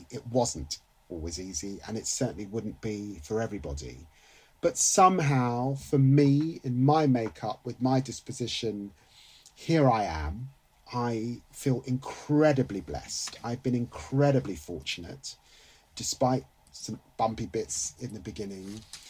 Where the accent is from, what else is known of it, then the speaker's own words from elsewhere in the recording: England, United Kingdom; I'm not just British, by the way, I'm English. And I demand that. My sense of humour is English.